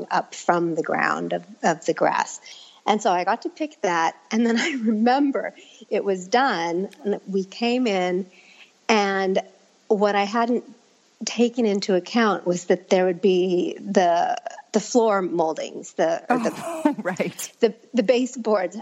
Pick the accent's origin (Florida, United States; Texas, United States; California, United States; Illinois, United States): California, United States; Northern; growing up in Northern California